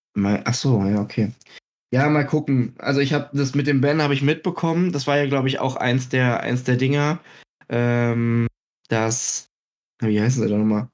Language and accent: German; Germany; ich bin Deutscher